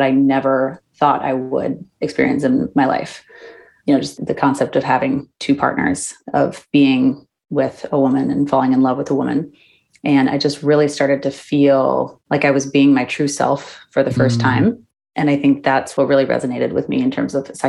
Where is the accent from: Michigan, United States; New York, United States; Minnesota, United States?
Minnesota, United States; Minneapolis; now in San Francisco, United States; I grew up in Minneapolis, which is a very liberal city